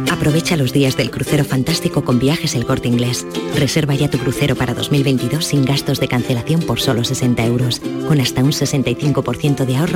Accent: Spain; cada vez somos más los españoles inmunizados

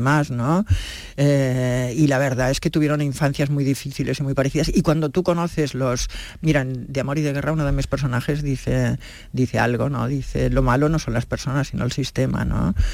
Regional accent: Catalonia, Spain; ya sabes que yo soy catalana, vivo en Barcelona

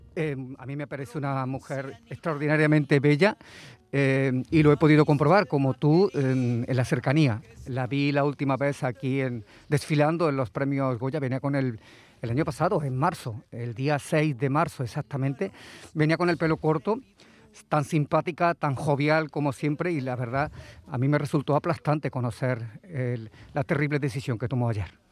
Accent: Montilla, Andalusia, Spain; mi pueblo, a Montilla

